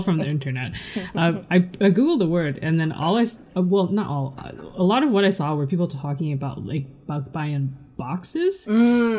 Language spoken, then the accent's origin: English; Canada; I guess I'm second generation. Um, a uh, Taiwanese Canadian